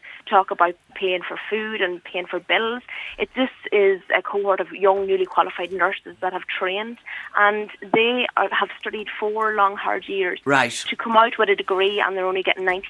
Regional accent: Rockcurry, Ulster, Ireland; moved away as an adult; now in Letterkenny, Ireland; I hail from County Monaghan in Rockcurry, and I actually live in Letterkenny. I live in like a small granny flat

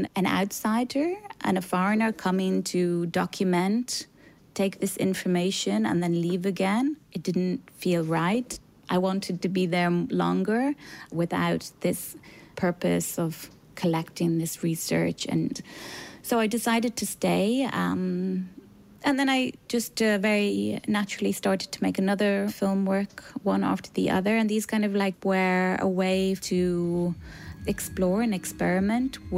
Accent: Wicklow Mountains, County Wicklow, Ireland; also born or lived in Athens, Greece; I grew up in the mountains, a rural location in the Wicklow Mountains

